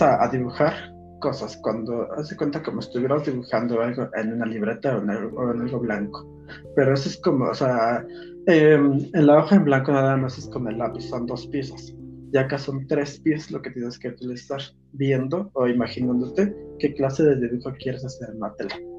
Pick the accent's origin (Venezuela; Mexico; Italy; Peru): Mexico; Ixmiquilpan, Hidalgo; Son mis tradiciones, mis costumbres de, mi pueblo.